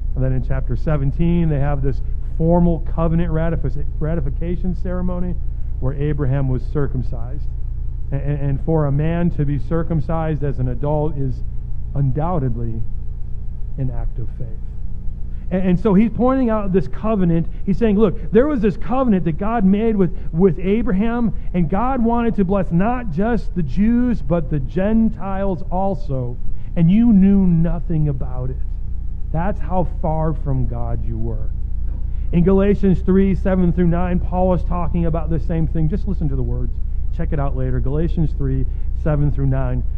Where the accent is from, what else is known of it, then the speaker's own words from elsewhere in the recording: United States; also born or lived in Cleveland; as an American